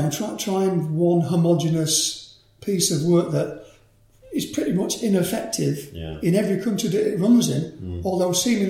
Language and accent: English; Manchester, North West England, United Kingdom; She came over in the 50s to work as a nurse in Manchester. Met my dad, who was an engineer and fitter at ICI. And I popped out in around about 1955 sometime, you know. Good Catholic upbringing